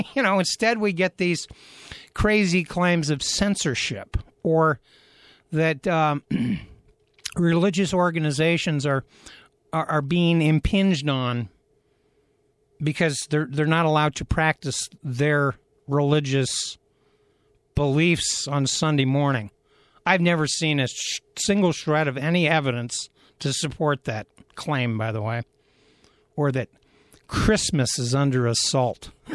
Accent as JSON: {"language": "English", "town": "Athens", "region": "Ohio", "country": "United States", "tie": "born or raised there", "said": "my hometown of Athens, Ohio"}